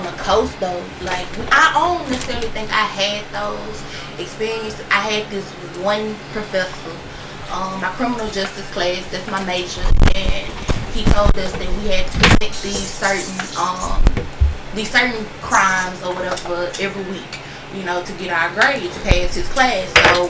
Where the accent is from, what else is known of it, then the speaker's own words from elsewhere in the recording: Jackson, Mississippi, United States; I grew up in Jackson, so I go to a lot of Jackson State games.